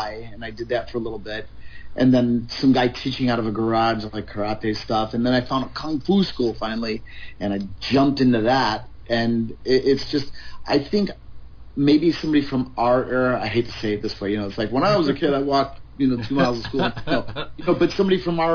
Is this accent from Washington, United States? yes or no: no; Chicago, Illinois, United States; moved away as an adult; now in California, United States; Chicago. Right in Chicago, in the heart of it